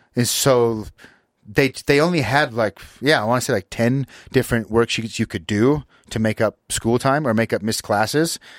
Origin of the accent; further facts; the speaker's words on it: Utah, United States; we grew up here in Utah